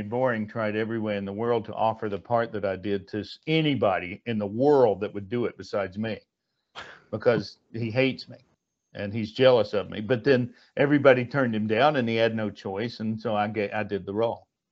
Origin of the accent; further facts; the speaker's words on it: North Carolina, United States; also born or lived in Burbank, California; now in Franklin, United States; we're both from back east anyway. I'm from North Carolina